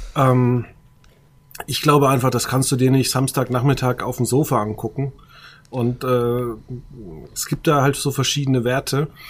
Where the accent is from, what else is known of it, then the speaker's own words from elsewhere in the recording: Würzburg, Bavaria, Germany; ich komme ja aus Würzburg